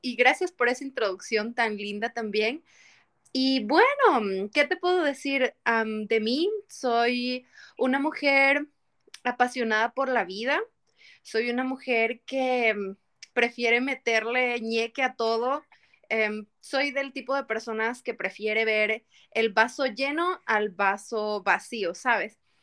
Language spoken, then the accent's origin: Spanish; Quito, Pichincha, Ecuador; moved away as an adult; now in United States; Soy de, la, de em, Ecuador, de la ciudad de Quito. Vengo de la mitad del mundo